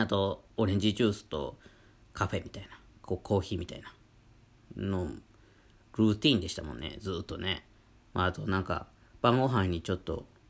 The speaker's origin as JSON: {"language": "Japanese", "region": "Wakayama", "country": "Japan", "tie": "born or raised there", "moved": "as an adult", "lives_now": "Hokkaido, Japan", "said": "和歌山県出身"}